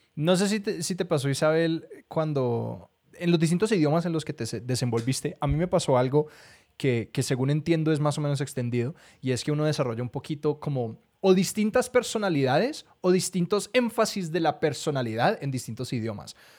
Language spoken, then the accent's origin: Spanish; Colombia; Los colombianos no tenemos acento